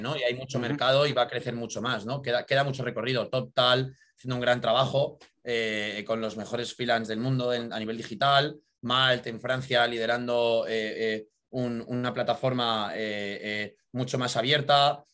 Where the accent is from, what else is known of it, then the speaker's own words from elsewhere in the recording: Madrid, Community of Madrid, Spain; also born or lived in United States; soy natural de Madrid. Estudié aquí en, la ciudad